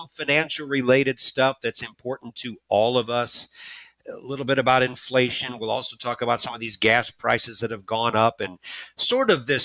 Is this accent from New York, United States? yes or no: no; Florissant, Missouri, United States; I grew up in North County, up in Florissant near Coke Park